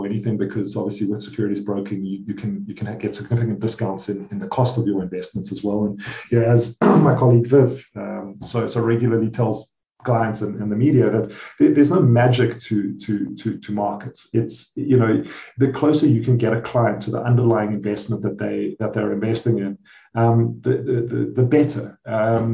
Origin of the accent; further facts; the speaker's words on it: South Africa; I'm South African, so I'm Rand, and my wife happens to be Swiss